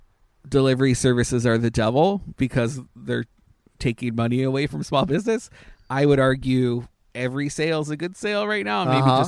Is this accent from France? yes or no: no; Canada; I was thinking maybe it was because I'm Canadian.